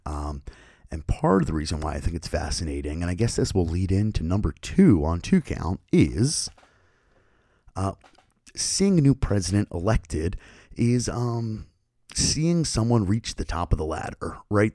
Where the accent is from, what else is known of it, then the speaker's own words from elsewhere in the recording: Philadelphia, Pennsylvania, United States; I grew up in Philadelphia